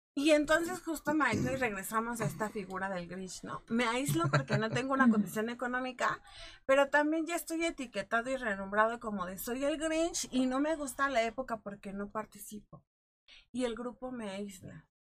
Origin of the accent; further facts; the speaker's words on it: Mexico; como cultura mexicana